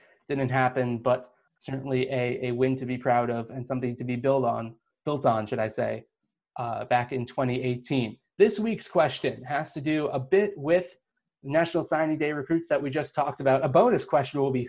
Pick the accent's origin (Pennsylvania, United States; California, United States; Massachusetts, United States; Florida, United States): Florida, United States; I'm from Florida, too